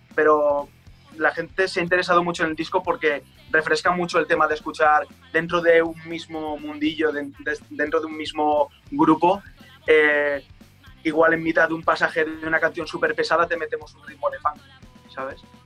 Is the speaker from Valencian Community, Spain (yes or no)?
yes; Valencia, Valencian Community, Spain; el barrio donde, donde yo nací